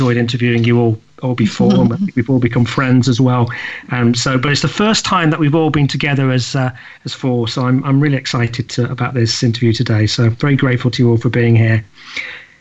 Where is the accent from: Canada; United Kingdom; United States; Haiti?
United Kingdom; me being a Brit and living in the UK